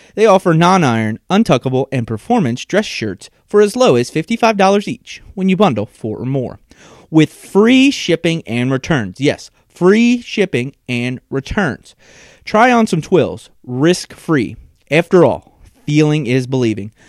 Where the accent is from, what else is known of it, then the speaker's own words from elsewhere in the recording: Northern Kentucky, United States; I'm a guy from Northern Kentucky